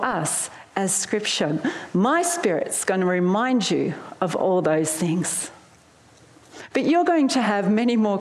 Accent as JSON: {"language": "English", "town": "Melbourne", "region": "Victoria", "country": "Australia", "tie": "born or raised there", "also_born_or_lived": "Sydney", "moved": "as an adult", "said": "I moved from my hometown in Melbourne to Sydney"}